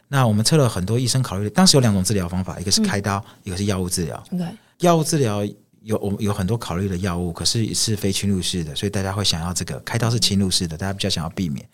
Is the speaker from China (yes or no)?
no; Taiwan; 我是来自台湾